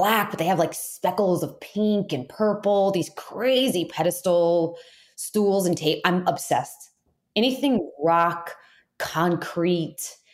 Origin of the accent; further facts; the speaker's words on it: Florida, United States; moved away; I'm from Florida originally, and there's plenty of humidity, perfect breeding ground for really great fungus.